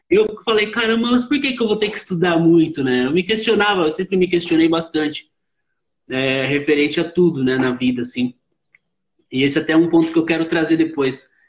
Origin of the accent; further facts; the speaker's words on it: Osasco, São Paulo, Brazil; Sim, eu sou de Osasco, né? Osasco, São Paulo, né?